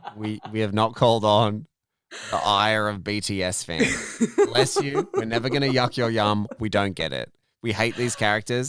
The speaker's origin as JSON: {"language": "English", "country": "Australia", "said": "in Australian parlance, we call it a smoke bomb."}